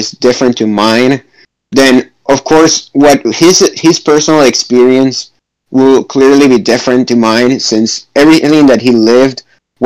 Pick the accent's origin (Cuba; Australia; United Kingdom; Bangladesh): Cuba; moved away as an adult; now in United States; I'm from Cuba, and I've been living in the U.S. for 2.5 years, since 2018